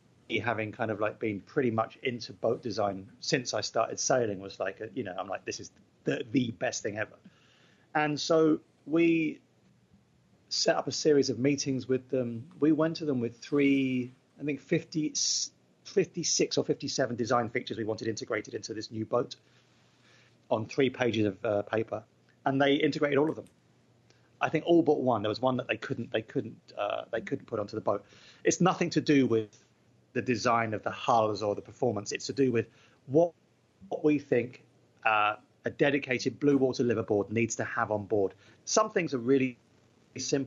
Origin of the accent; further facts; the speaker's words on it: England, United Kingdom; I'm English